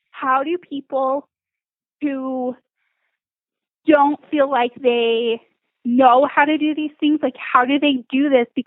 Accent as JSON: {"language": "English", "town": "Salt Lake City", "region": "Utah", "country": "United States", "tie": "born or raised there", "lives_now": "St. George, United States", "said": "I grew up in Salt Lake"}